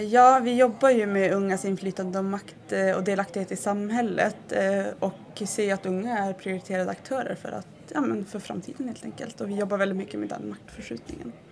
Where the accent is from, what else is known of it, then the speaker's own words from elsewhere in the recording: Malmberget, Norrbotten County, Sweden; jag är ju uppvuxen i Malmberget